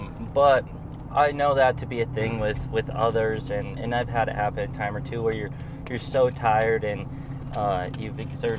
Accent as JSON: {"language": "English", "town": "Deer Lodge", "region": "Montana", "country": "United States", "tie": "born or raised there", "said": "I grew up elk hunting in Montana. I grew up in a small town in the mountains in Montana."}